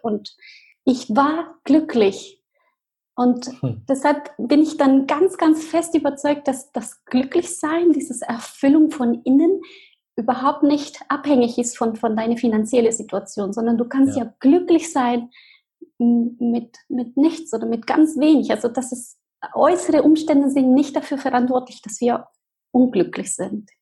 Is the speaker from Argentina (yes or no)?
yes; Argentina; German is a second language; moved away; Ich bin ähm, in Argentinien geboren, in eine ganz ähm, wunderschönen Familie